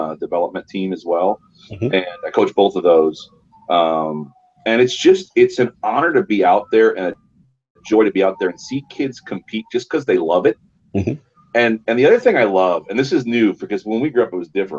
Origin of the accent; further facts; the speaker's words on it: Chicago, Illinois, United States; moved away as an adult; now in Seattle, United States; I grew up in Chicago